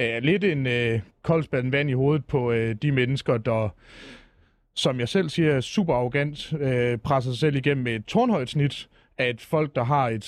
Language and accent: Danish; Fredericia, Southern Denmark, Denmark; Nej, jeg er fra Fredericia.